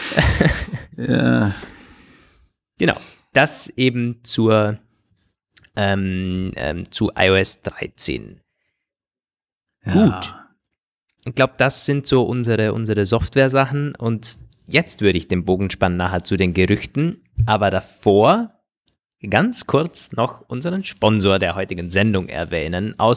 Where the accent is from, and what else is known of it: Austria